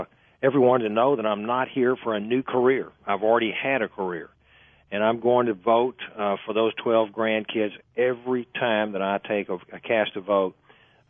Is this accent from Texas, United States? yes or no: yes; Southeast Texas, United States; I was born and raised in Southeast Texas.